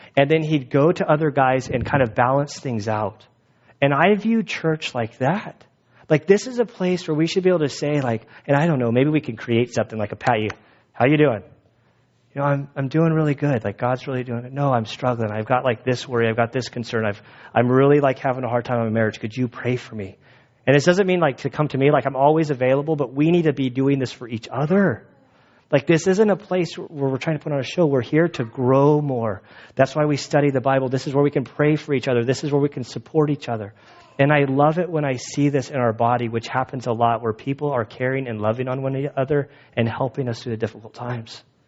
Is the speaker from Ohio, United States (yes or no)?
no; California, United States; I'm from California